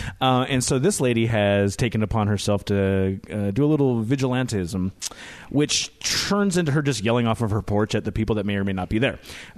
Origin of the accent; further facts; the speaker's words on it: University Place, Washington, United States; And I grew up in University Place, which was from a family that moved there in the 60s due to military.